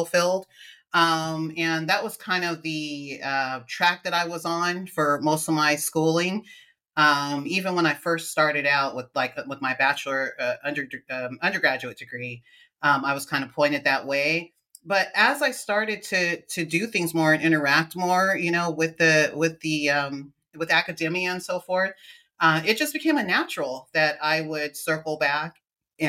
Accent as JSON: {"language": "English", "town": "Lodi", "region": "California", "country": "United States", "tie": "born or raised there", "also_born_or_lived": "Stockton, California", "said": "I'm a California native, born and raised in California. Haven't stayed here my whole life though, but mostly in the Central Valley, California. So I was born in Stockton, California, and I grew up in Lodi, California"}